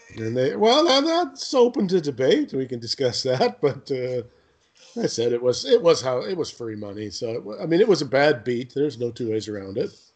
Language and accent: English; Canada; I'm Canadian